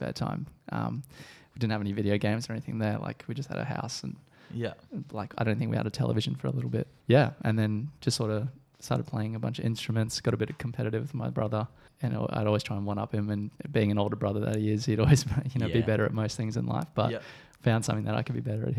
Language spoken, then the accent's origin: English; Perth, Western Australia, Australia; also born or lived in Pretoria, South Africa; Born in Pretoria, and then I immigrated to Australia in 2000 with my family